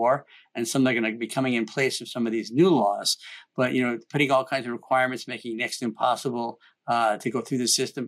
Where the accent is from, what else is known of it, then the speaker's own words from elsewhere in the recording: Washington, United States; here in Washington State, my home state